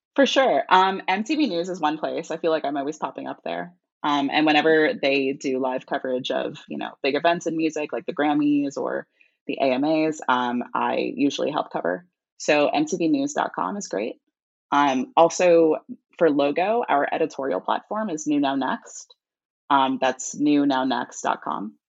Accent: New York area, United States; I'm from the New York area.

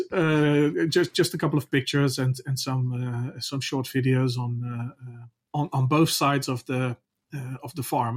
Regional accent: Netherlands; I'm from the Netherlands

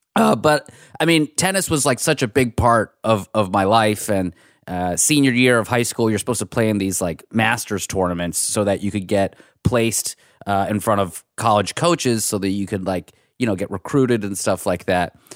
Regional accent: Pittsburgh, Pennsylvania, United States; also born or lived in Iran; now in Los Angeles, United States; my family's from Iran, and we grew up in Pittsburgh

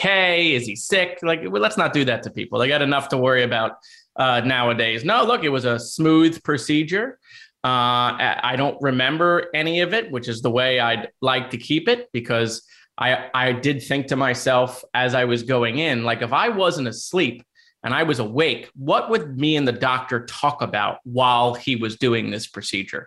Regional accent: Parkland, Florida, United States; born or raised there

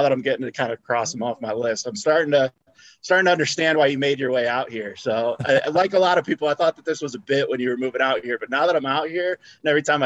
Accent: Perrysburg, Ohio, United States; moved away as an adult; also born or lived in Toledo, Ohio; now in Chicago, United States; I'm from Perrysburg, a little bit on the south suburbs of Toledo, Ohio. Grew up there for 18 years.

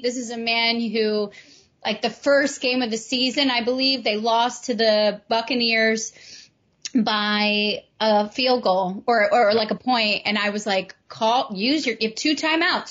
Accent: New York, United States; as a New Yorker

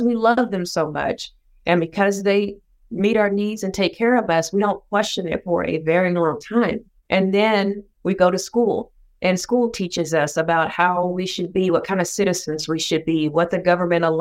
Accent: Sapulpa, Oklahoma, United States; I grew up in Oklahoma, still live in Oklahoma, born and bred, but I am from a small town of about 20,000 people, and it's called Sapulpa.

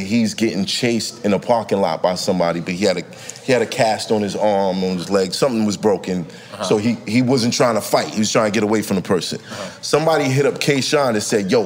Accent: New York City, New York, United States; I'm from Brooklyn

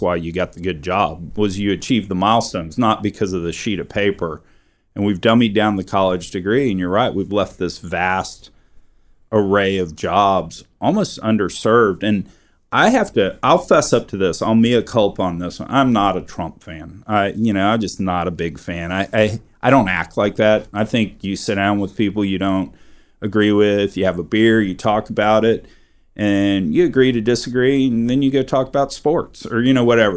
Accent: Texas, United States; I'm a Texan

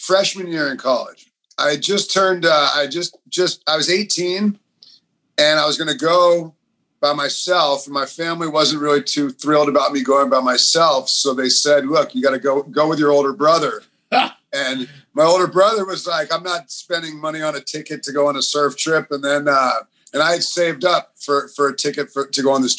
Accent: Los Angeles, California, United States; moved away as an adult; also born or lived in Santa Cruz / Bali; I grew up surfing in Los Angeles

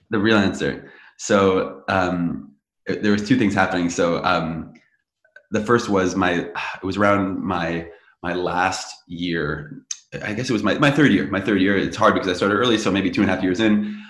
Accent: Teaneck, New Jersey, United States; I grew up in Teaneck, New Jersey

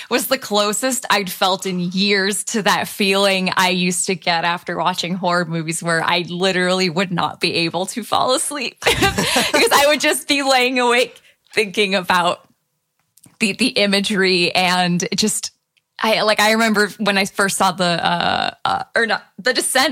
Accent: Michigan, United States; I'm from Michigan

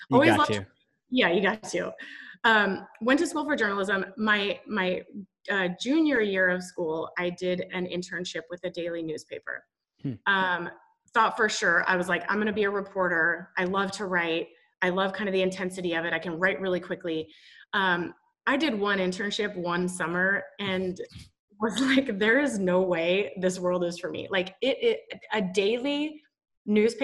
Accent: Boise, Idaho, United States; moved away as an adult; also born or lived in Washington State University, Washington; I was born in Boise, Idaho. So grew up in the Pacific Northwest.

